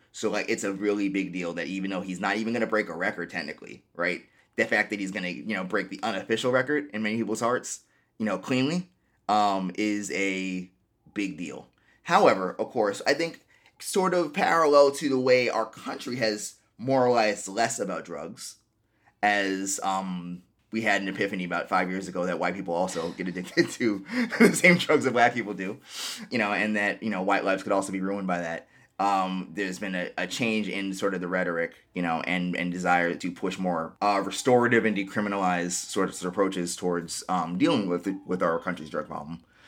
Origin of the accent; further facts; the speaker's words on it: New York City, New York, United States; I'm actually from Queens